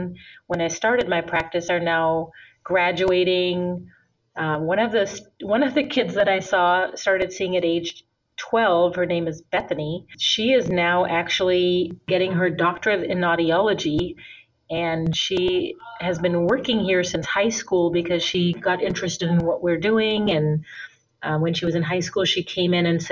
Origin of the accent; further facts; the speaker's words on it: India; moved away as an adult; also born or lived in Minnesota, United States; now in United States; And then I also grew up in India. My father's from India. I was born here in the United States in Minnesota. But when I was 5, I went to live in India for 13 years